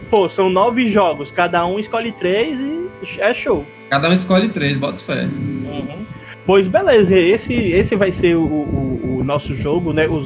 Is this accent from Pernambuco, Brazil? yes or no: no; Rio de Janeiro, Brazil; do Rio.